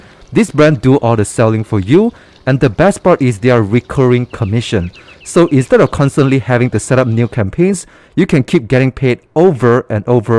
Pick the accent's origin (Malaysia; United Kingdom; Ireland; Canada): Malaysia; English is a second language; Yeah, I'm from Malaysia.